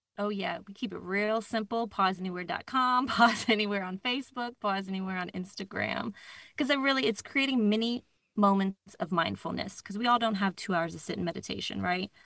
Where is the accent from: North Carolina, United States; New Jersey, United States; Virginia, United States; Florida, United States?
Virginia, United States; Northern; I'm from Northern Virginia.